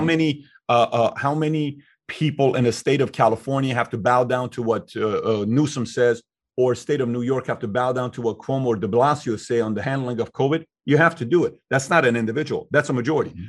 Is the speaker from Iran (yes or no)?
yes; Iran; now in United States; I'm from Iran